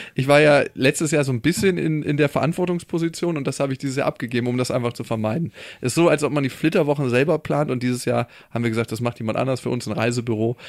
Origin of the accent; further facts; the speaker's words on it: Germany; wir als Deutsche